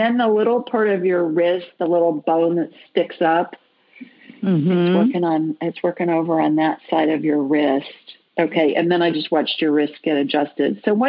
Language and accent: English; United States; I think they call it Quebec, but I call it Quebec because I'm American.